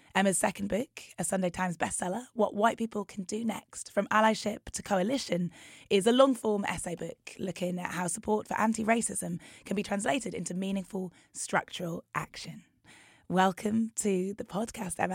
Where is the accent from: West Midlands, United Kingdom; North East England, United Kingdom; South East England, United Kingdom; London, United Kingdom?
North East England, United Kingdom; Newcastle; I'm half Nigerian, half. Um, my family were in Newcastle